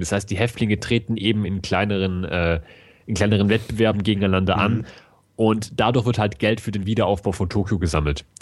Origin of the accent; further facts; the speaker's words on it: Germany; Bei uns in Deutschland